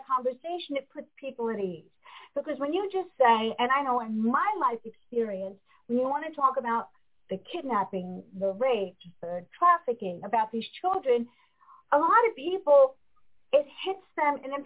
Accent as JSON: {"language": "English", "area": "Westchester County", "region": "New York", "country": "United States", "tie": "born or raised there", "said": "I grew up in Westchester County"}